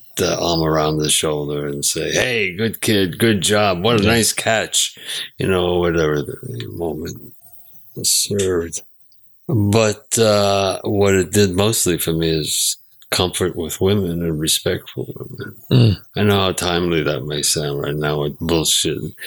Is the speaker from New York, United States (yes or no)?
yes; New York City, New York, United States; I grew up very poor in Brownsville neighborhood